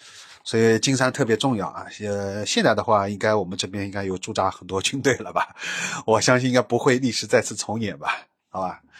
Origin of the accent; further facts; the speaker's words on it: Shanghai, China; 就是我用我是上海人嘛，我正好就又是在这边